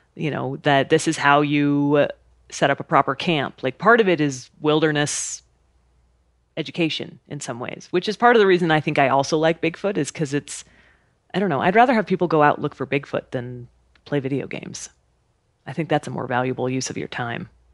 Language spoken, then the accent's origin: English; Idaho, United States; I grew up in Idaho camping and hiking and being outside